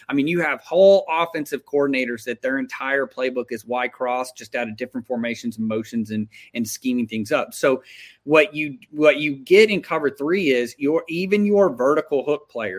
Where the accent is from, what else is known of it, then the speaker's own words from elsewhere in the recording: Texas, United States; I'm from Texas